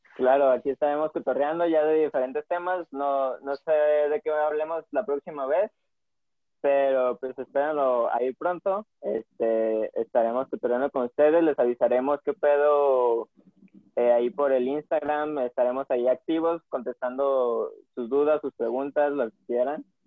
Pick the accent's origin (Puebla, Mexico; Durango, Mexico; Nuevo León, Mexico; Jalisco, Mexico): Jalisco, Mexico; Guadalajara; nosotros dos somos de Guadalajara